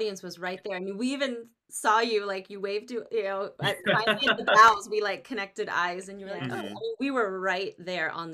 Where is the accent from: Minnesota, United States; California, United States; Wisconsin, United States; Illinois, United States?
California, United States; East Bay; I grew up in the East Bay